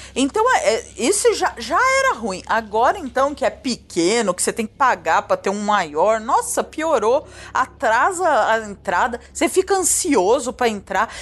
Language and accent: Portuguese; São Paulo, Brazil; Quando eu era criança aqui em São Paulo